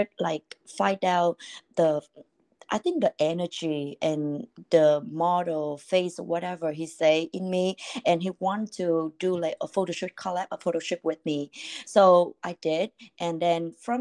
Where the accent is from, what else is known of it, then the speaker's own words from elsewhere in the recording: Vietnam; English is a second language; moved away as an adult; now in United States; I born and raised in Vietnam, and I was 19 years old when I moved to the US